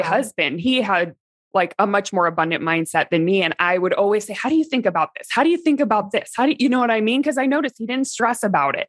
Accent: Midwest, United States; where I grew up in the Midwest, small town

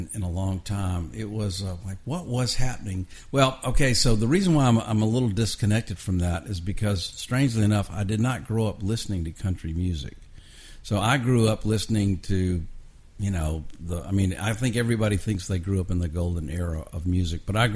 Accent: Atlanta, Georgia, United States; also born or lived in Texas; now in Nashville, United States; I grew up in Atlanta

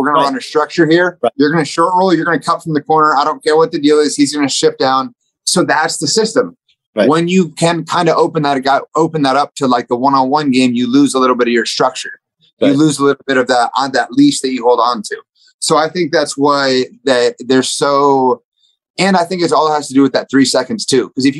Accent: Dallas, Texas, United States; my boy Luca, I'm from Dallas.

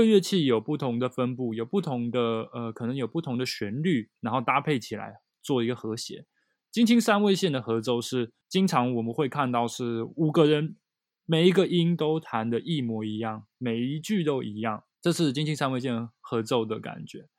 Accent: Taiwan; also born or lived in Japan; 因为我是台湾人嘛，然后我在学习日文，在日本学习日文

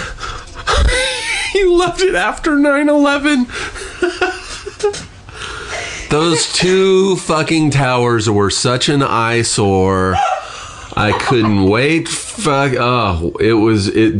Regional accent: Southern California, United States; also born or lived in Ashland, Oregon; I grew up in Southern California

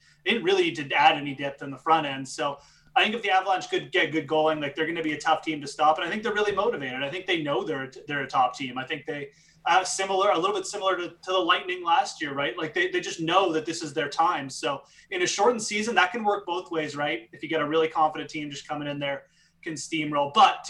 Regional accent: Canada; as a Canadian

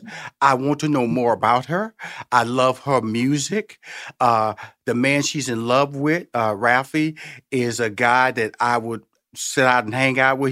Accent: Houston, Texas, United States; And I'm from Houston, Texas, okay? So I'm from Tex Mex, I'm from Selena country

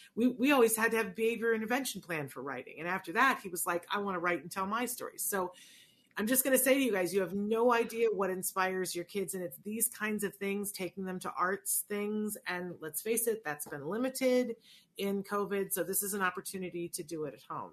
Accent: Saratoga Springs, New York, United States; also born or lived in Puerto Rico; I grew up in Saratoga, New York, and I didn't understand that it was a little bit different than every place else

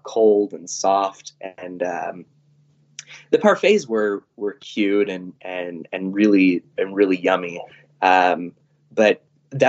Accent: San Diego, California, United States; we're from San Diego.

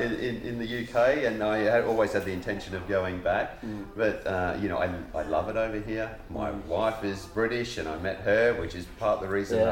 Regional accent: Australia; So I grew up in Australia. I had a very fortunate, lucky childhood, I think.

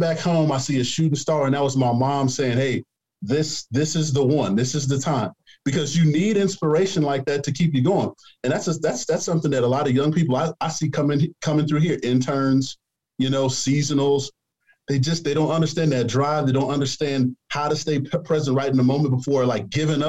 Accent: Chicago, Illinois, United States; now in New Jersey, United States; I grew up in the South Side of Chicago. So being here in New Jersey

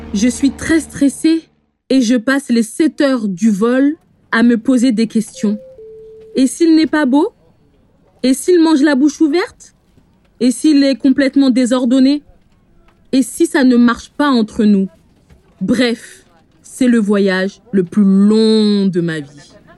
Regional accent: France; je suis née en France, mais mes parents sont originaires du Bénin

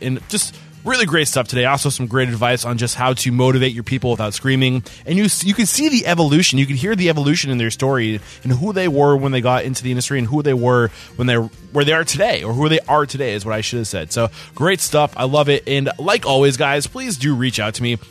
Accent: New Hampshire, United States; moved away as an adult; now in Austin, United States; I'm from New Hampshire

